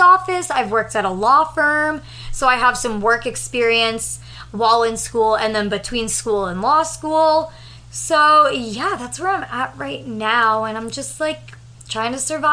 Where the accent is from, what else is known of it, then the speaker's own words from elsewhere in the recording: southern New Hampshire, United States; moved away as an adult; also born or lived in San Diego; now in New York, United States; we're from southern New Hampshire, though. Same town